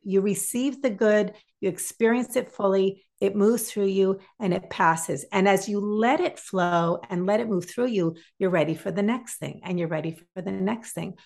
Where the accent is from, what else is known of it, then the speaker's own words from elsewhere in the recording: Massachusetts, United States; I grew up in Massachusetts